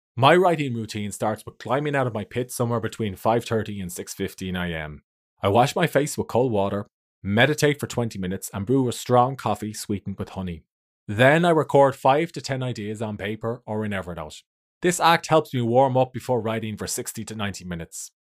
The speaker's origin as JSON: {"language": "English", "country": "Ireland", "said": "I'm an author from Ireland."}